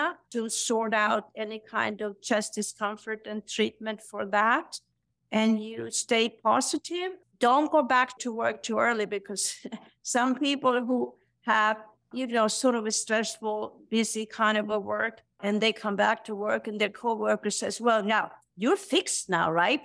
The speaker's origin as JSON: {"language": "English", "country": "Sweden", "tie": "born or raised there", "moved": "yes", "said": "I'm born and raised in Sweden"}